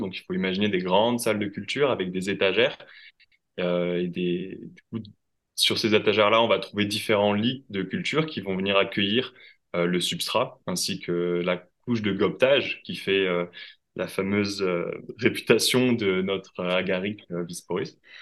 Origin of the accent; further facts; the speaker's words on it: Toulouse, Occitania, France; moved away as an adult; also born or lived in Quebec / Bordeaux; Je suis originaire à la base de Toulouse